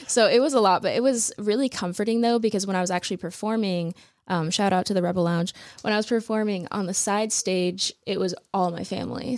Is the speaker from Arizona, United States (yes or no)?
yes; Phoenix, Arizona, United States; I'm from Phoenix.